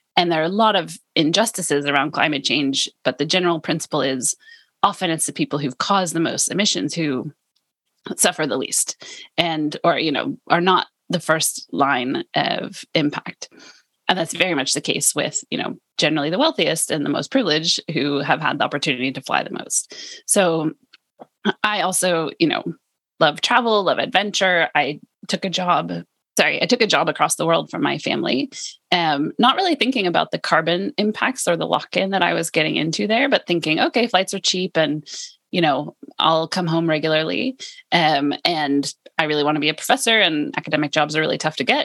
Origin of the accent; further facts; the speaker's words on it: California, United States; now in Lund, Sweden; I'm from California